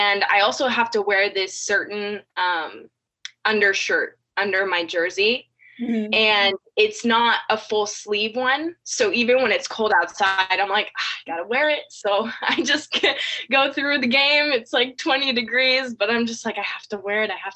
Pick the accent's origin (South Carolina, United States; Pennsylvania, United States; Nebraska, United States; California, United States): California, United States; moved away as an adult; now in Georgia, United States; I've been born and raised in California my whole life.